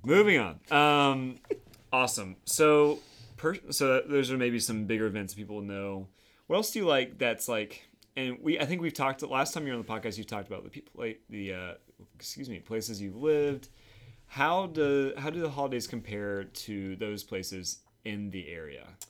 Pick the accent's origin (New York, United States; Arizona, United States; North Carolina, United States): North Carolina, United States; Winston-Salem; also born or lived in Southwest Virginia / Florida; now in Raleigh, United States; I grew up in Winston, Salem